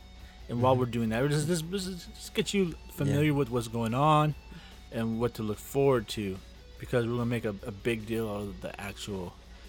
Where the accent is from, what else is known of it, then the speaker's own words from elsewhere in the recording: California, United States; I think I'm Egyptian. Cause I see I got a lot of people say, "Hey, where are you from?" I'm like, California.